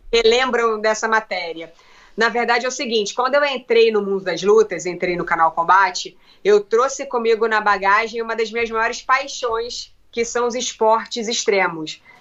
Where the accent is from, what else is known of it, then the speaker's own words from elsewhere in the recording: Brazil; Como uma boa brasileira